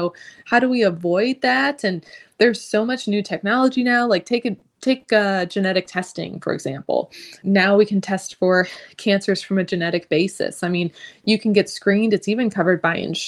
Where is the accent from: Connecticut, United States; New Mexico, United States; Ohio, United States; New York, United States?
Ohio, United States; moved away as an adult; also born or lived in St. Martin; I'm from Ohio, so I did try to get into some Ohio med schools.